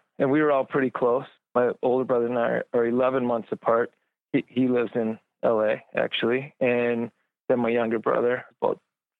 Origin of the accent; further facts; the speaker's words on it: Minneapolis, Minnesota, United States; now in Duluth, United States; Growing up in Minneapolis, you could get out of Minneapolis, but not too far, and sort of be away and be closer to the woods.